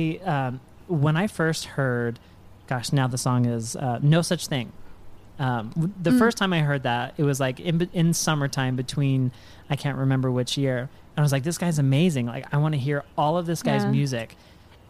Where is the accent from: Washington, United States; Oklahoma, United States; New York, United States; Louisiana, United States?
Washington, United States; Spokane; I'm originally from Spokane, Washington. So it's on the other side of the state